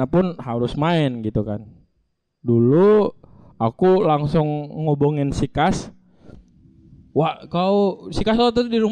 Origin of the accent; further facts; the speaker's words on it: Bali, Indonesia; kita untuk bilang bahwasanya Bali adalah kita dari Bali dan